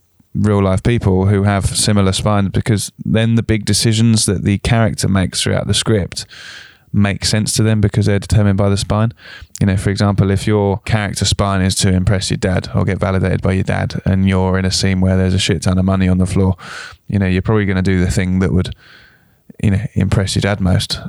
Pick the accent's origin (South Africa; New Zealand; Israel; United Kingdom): United Kingdom; South of England; as me being a Southerner or any Southern listeners sometimes can paint the North with one brush.